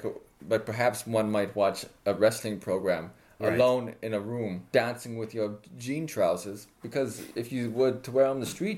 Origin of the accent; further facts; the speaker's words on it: East Berlin, Berlin, Germany; Well, that's a super year for me because, you know, I'm originally from East Berlin.